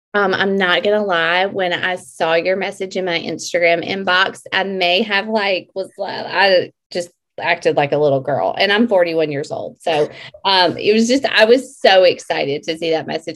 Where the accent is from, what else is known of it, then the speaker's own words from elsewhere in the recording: Mississippi, United States; I am from Mississippi